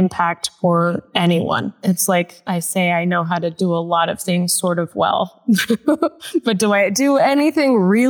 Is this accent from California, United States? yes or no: yes; Los Angeles, California, United States; I grew up in Los Angeles